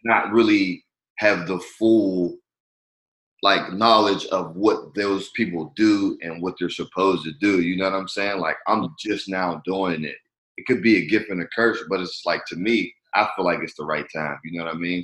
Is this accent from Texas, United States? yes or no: no; Pittsburgh, Pennsylvania, United States; moved away as an adult; now in Los Angeles, United States; Pittsburgh, my hometown.